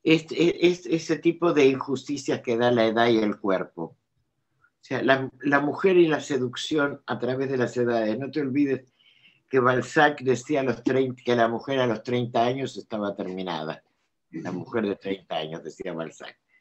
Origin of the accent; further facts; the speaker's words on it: Argentina; now in France; tengo la, nacionalidad francesa. Presido, tengo mis papeles en orden, pero yo soy argentina.